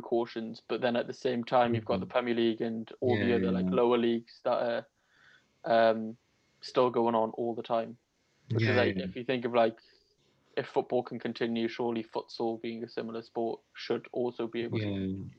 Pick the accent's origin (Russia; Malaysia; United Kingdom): United Kingdom; Newcastle upon Tyne, North East England; I'm from Newcastle.